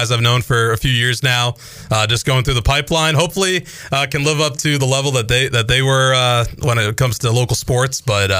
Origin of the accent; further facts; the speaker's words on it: Boston, Massachusetts, United States; moved away as an adult; also born or lived in Pennsylvania; now in Greenville, United States; I grew up in the Boston area